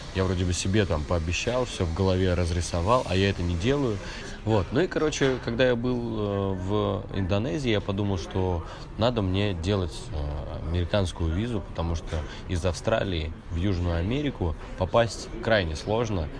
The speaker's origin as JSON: {"language": "Russian", "region": "Siberia", "country": "Russia", "moved": "yes", "lives_now": "Moscow, Russia", "said": "мама у меня живет в Сибири, я сам из Сибири"}